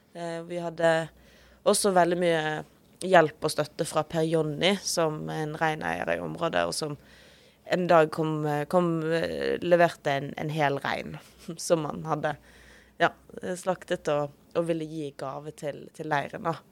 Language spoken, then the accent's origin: Norwegian; Western Norway, Norway; now in Oslo, Norway; majoritetsnordmann fra Vestlandet